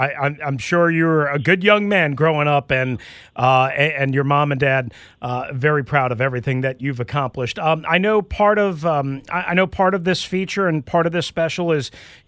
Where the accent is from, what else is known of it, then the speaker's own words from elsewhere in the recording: New York, United States; I mean, you know, I didn't grow up here. I grew up in New York watching games, watching Redskins games, you know, at RFK.